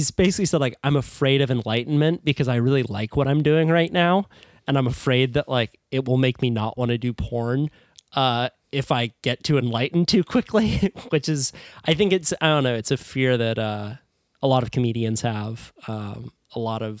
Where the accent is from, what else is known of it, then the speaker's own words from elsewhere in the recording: Santa Cruz, California, United States; And I only say that because I'm from Santa Cruz, where there are a lot of people who are so process driven.